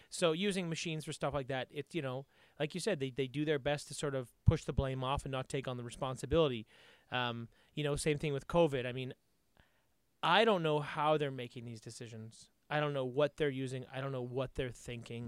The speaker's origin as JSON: {"language": "English", "country": "Canada"}